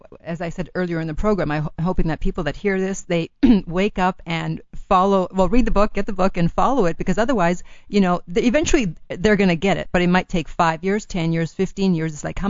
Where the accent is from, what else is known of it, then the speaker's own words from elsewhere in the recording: Italy; first language Italian; English is a second language; moved away; Since I was born in Italy, I knew how to speak Italian first. And then I studied French in school, and then the Spanish is self-taught.